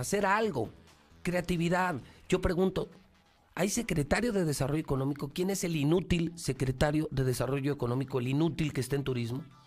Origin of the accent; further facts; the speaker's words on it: Teocaltiche, Jalisco, Mexico; Soy, soy alteño, colorado, boca seca pero soy mexicano